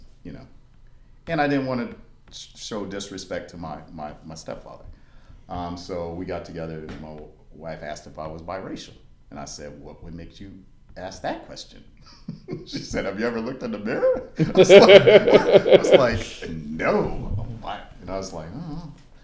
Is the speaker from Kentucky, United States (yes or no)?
yes; Bowling Green, Kentucky, United States; I was born in Bowling Green, Kentucky.